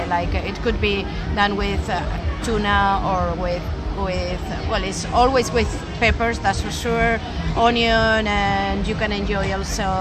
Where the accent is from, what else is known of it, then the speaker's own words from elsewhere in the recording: Madrid, Community of Madrid, Spain; I'm from Madrid